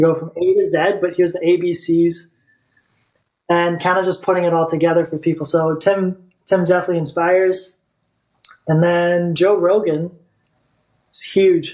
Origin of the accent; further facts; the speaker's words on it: Bulgaria; moved away; I'm from Bulgaria, and in Bulgaria, like it's part of the I don't know if it still is anymore, but like when you turn 18, you go to the army